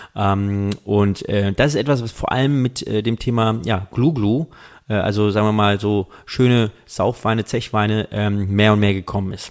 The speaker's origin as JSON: {"language": "German", "area": "Rheingau", "region": "Hesse", "country": "Germany", "said": "ich komme ja aus dem Rheingau."}